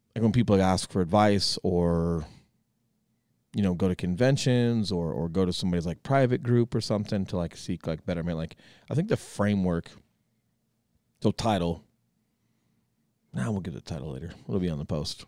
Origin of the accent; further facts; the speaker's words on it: Colorado, United States; moved away as an adult; I come back from the Marine Corps and some government work, and, and I'm coming back to Colorado